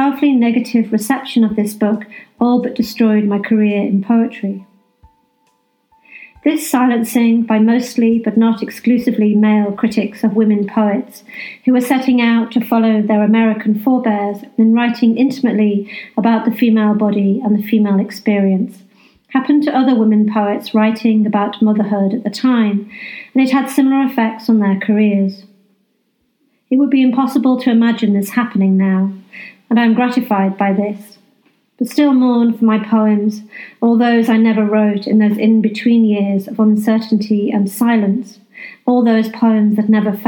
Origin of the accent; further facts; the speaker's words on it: North Wales, United Kingdom; now in West Yorkshire, United Kingdom; I grew up in North Wales